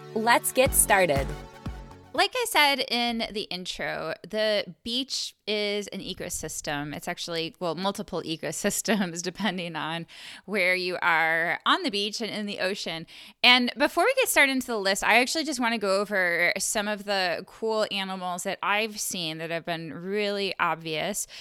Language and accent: English; Buffalo, New York, United States; I grew up in Buffalo, New York